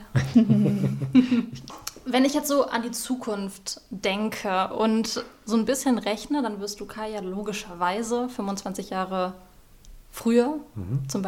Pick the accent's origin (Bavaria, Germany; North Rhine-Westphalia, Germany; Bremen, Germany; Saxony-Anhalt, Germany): North Rhine-Westphalia, Germany; Cologne; Ich bin ja ähm, Kölnerin.